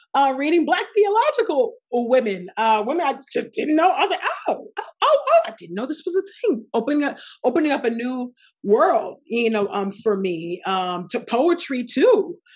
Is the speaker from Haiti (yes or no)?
no; Nigeria; I'm Nigerian